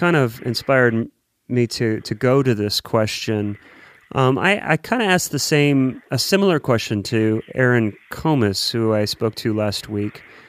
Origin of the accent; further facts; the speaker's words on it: Columbus, Ohio, United States; moved away as an adult; now in Nashville, United States; I'm from Columbus, actually, originally.